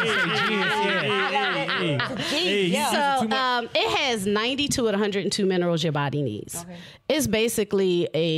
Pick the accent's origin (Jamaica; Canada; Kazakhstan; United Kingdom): Jamaica; now in United States; I'm from the Caribbean, so we learn how to cook